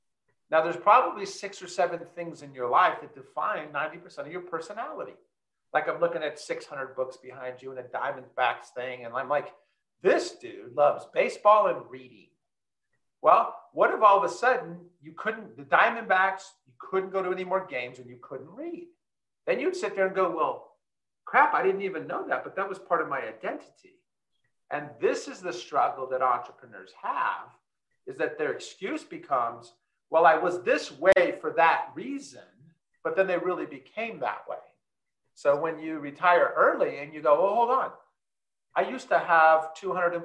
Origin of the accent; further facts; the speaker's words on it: California, United States; I'm from California